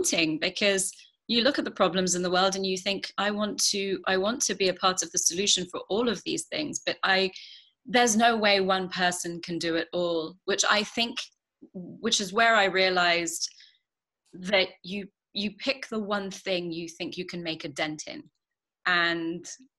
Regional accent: London, United Kingdom; I grew up in London

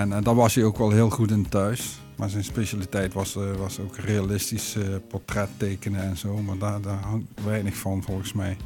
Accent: Weert, Limburg, Netherlands; moved away as an adult; also born or lived in Maastricht / Moelingen; now in Vught, Netherlands; ik ben kind van Amsterdamse ouders. Alleen zij zijn heel vroeg verhuisd naar Weert.

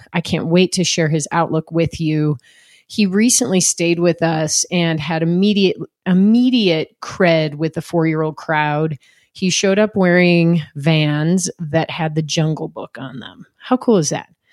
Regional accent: Chicago, Illinois, United States; I grew up swimming too in Chicagoland, another Midwest, yeah. you know, kid

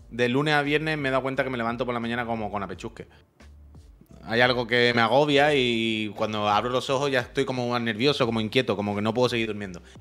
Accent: Alcantarilla, Region of Murcia, Spain; yo soy de Alcantarilla

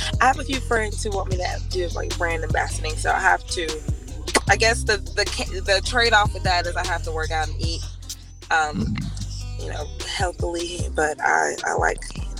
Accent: the South, United States; Because I'm from the South.

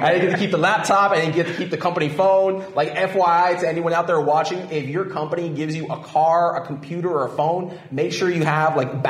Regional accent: South Florida, United States; I was born in South Florida.

